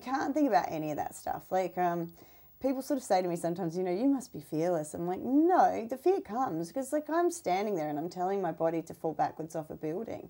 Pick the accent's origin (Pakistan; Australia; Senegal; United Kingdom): Australia; our snakes in Australia